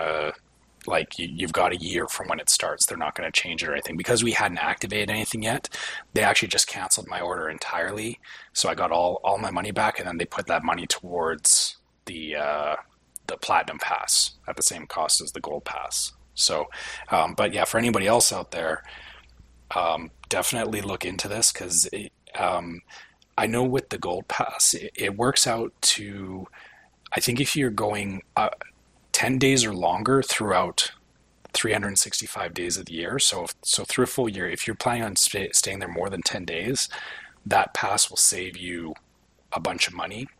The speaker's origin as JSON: {"language": "English", "country": "Canada", "said": "being Canadian"}